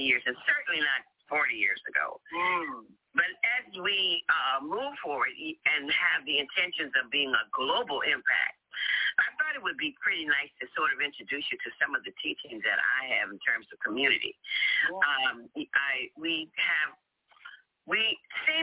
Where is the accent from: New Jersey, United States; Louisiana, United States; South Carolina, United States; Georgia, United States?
Louisiana, United States; New Orleans; moved away; I went to New Orleans, and that's my hometown